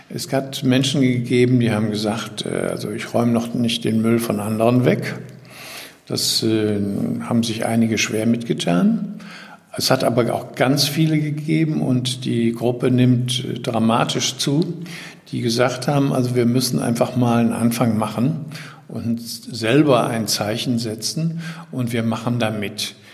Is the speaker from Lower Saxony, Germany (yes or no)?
no; Düsseldorf, North Rhine-Westphalia, Germany; ich stamme aber ursprünglich aus Düsseldorf